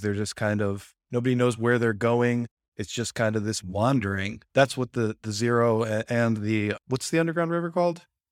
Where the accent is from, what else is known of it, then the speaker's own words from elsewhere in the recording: United States; I'm American